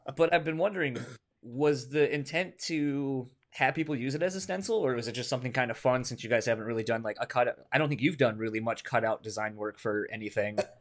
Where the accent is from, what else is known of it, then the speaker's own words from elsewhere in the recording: Delaware, United States; moved away; I'm originally from Delaware